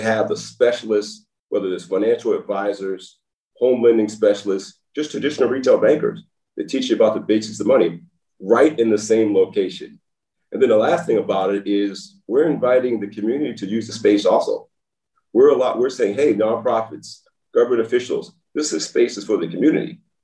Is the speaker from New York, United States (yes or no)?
no; Baltimore, Maryland, United States; moved away as an adult; also born or lived in Nashville, Tennessee / Los Angeles, California; now in Texas, United States; I know where I'm from when I grew up in Baltimore